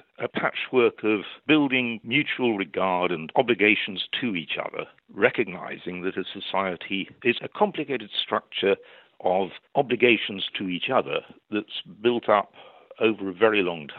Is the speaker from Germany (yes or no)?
no; Sheffield, Yorkshire and the Humber, United Kingdom; now in London, United Kingdom; I grew up in Sheffield. I was next door on all sides to Scots.